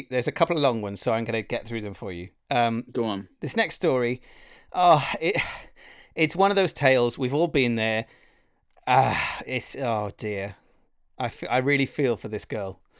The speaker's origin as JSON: {"language": "English", "region": "Wales", "country": "United Kingdom", "accent": "Welsh", "said": "I'm like, well, this this this is my accent. I don't really have very much of a Welsh accent."}